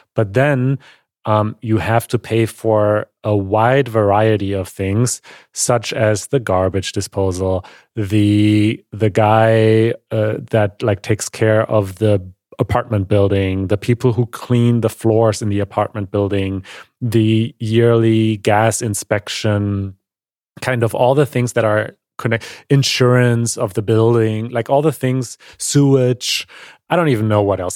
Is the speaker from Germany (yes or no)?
yes; Germany; growing up in Germany